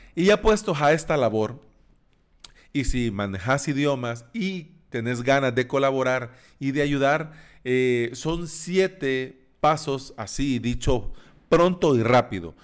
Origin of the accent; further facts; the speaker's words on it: El Salvador; en países como El Salvador, nosotros hablamos de vos